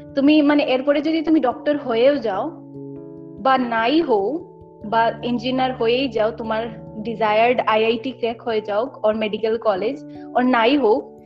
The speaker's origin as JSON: {"language": "Bangla", "region": "Assam", "country": "India", "second_language": "Bangla", "said": "basically আসামে থাকি আমি কলকাতার না কিন্তু বেঙ্গলি ল্যাঙ্গুয়েজটা স্কুলে থেকে থেকে পড়ে কথা বলে এরকম শেখা হয়"}